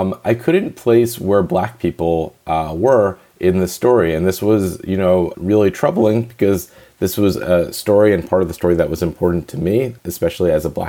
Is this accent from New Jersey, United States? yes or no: yes; New Jersey, United States; moved away; I'm East Coast, and I was born in New Jersey.